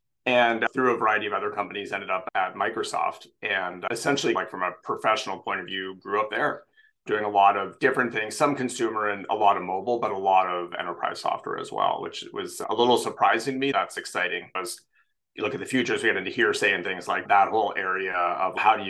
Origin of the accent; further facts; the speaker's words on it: Canada; now in San Francisco, United States; So I am Canadian. I grew up all over Canada, born far out east